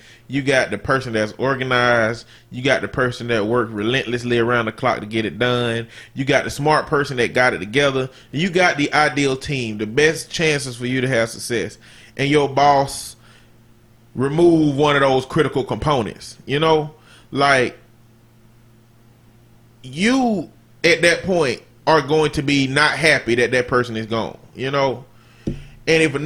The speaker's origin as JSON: {"language": "English", "region": "Alabama", "country": "United States", "said": "I'm from Alabama."}